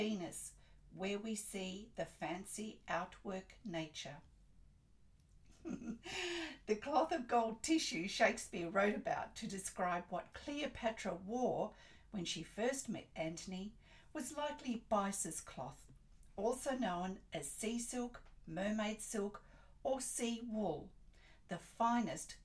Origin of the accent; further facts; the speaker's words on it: Australia; I'm an Australian textile artist